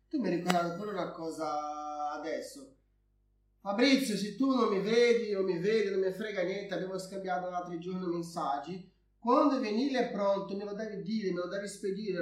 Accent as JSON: {"language": "Italian", "country": "Brazil", "moved": "yes", "lives_now": "Italy", "said": "da brasiliano, non solo perché sono brasiliano"}